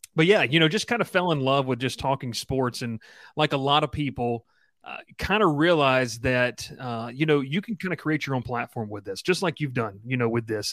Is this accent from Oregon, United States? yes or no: no; Columbus, Georgia, United States; moved away; I'm originally from Columbus, Georgia